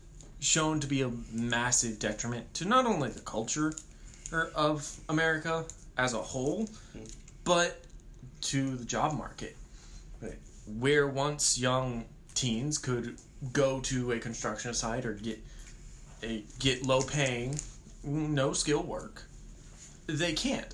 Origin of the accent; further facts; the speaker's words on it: Katy, Texas, United States; I grew up in Katy.